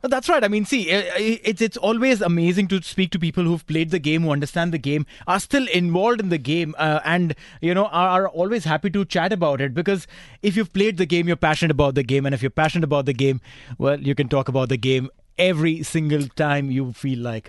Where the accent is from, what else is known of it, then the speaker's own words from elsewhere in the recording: India; moved away as an adult; growing up in India playing sport